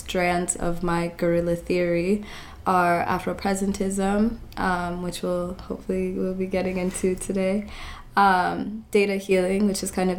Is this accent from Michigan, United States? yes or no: no; Lakewood, Colorado, United States; moved away as an adult; also born or lived in Nairobi, Kenya / Brooklyn, New York; now in New York, United States; I was born in Nairobi, Kenya, in South B. And I was raised in Colorado, so in the suburbs of Denver, outside of Denver, in a city called Lakewood.